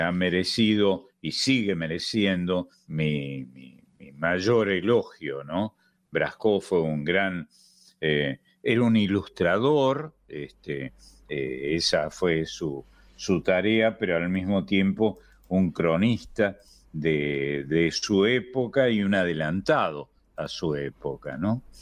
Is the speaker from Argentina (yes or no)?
yes; Argentina; algunos de nosotros, que somos argentinos, desde luego, vocacional y natal, y, desde el punto de vista eh, de nuestro nacimiento, somos argentinos pero no tenemos nada que ver con el Río de la Plata